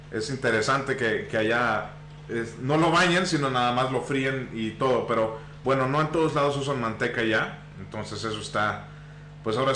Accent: Tampico, Tamaulipas, Mexico; moved away; Yo soy nacido en Tampico, Tamaulipas.

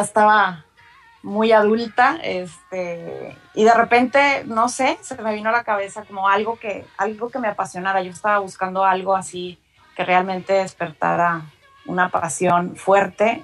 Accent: Monterrey, Nuevo León, Mexico; soy de Monterrey

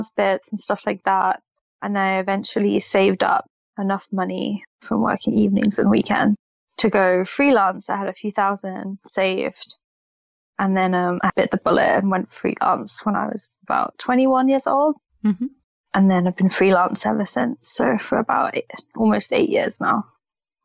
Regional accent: London, United Kingdom; I was born in London, but then my parents moved to the outskirts of London, so I lived there for a while. Then as soon as I was 18 and could move out, I moved straight back to London

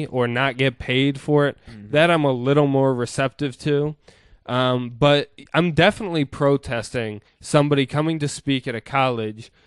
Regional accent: United States; growing up in the United States

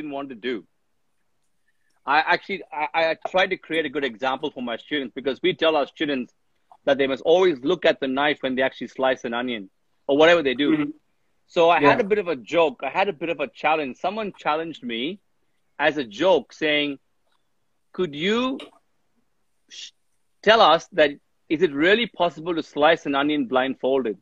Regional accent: India; now in Australia; when I was growing up in India

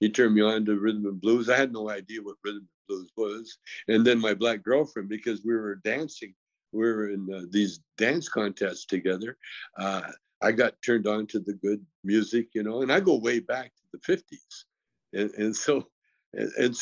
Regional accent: Calgary, Alberta, Canada; now in United States; I grew up in a very racist town in Canada called Calgary, Alberta

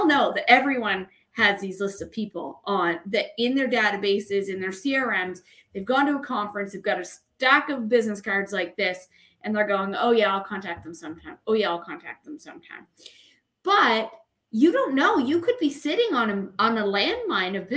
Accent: Canada; I am from Canada

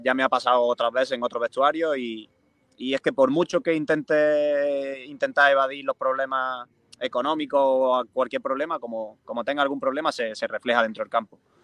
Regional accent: Moriles, Andalusia, Spain; mi, infancia, pues me crié también en el Córdoba

